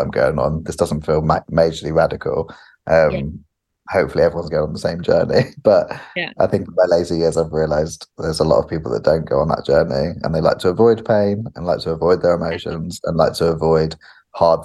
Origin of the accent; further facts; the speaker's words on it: United Kingdom; also born or lived in California; being a British person, but also a British man, has been really interesting, because you just grow up in your culture